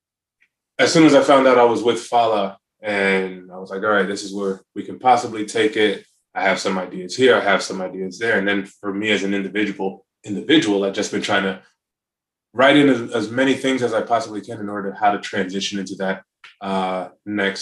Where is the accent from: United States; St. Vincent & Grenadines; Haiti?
United States; North Carolina; being from North, or growing up in North Carolina